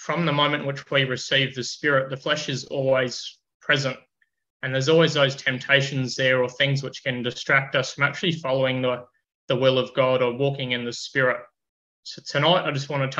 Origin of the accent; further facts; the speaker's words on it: Queensland, Australia; welcomed as a Queenslander